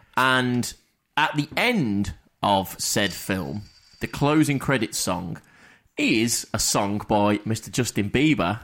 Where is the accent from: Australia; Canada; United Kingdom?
United Kingdom; England; as English, we're very closed off